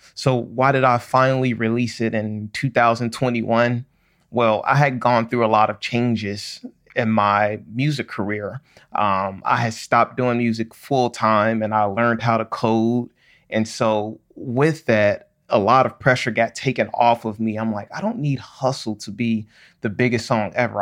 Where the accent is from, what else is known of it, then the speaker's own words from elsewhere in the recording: Chicago, Illinois, United States; growing up in Chicago, most of my family